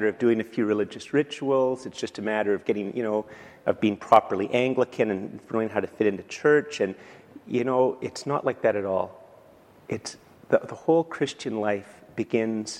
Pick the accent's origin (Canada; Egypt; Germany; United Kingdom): Canada; I'm a Canadian